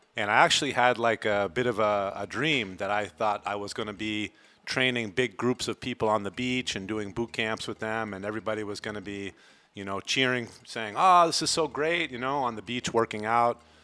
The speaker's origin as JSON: {"language": "English", "region": "Vermont", "country": "United States", "moved": "as an adult", "lives_now": "Playa del Carmen, Mexico", "said": "I am from Vermont in the United States"}